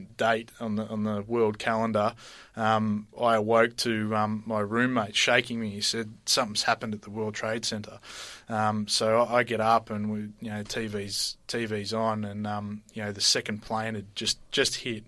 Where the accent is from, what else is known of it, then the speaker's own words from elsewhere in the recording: Emerald, Victoria, Australia; I grew up in Emerald in the Dandenongs.